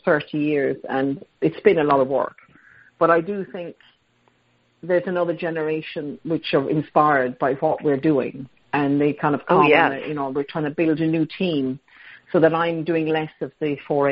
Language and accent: English; Ireland; moved away; partly growing up in Ireland because we'd have abundances of blackberries or plums or pears